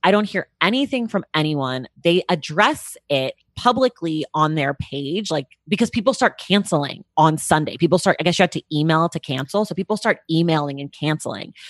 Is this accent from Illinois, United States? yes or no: no; Oakland, California, United States; also born or lived in New York; now in Los Angeles, United States; my hometown of Oakland